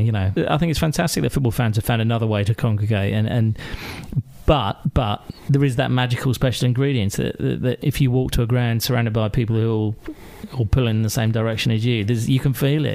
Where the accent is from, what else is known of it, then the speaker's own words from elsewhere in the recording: Maidenhead, South East England, United Kingdom; also born or lived in Glasgow; I grew up uh, just outside uh, London, west of London, in uh, Royal Berkshire, in Maidenhead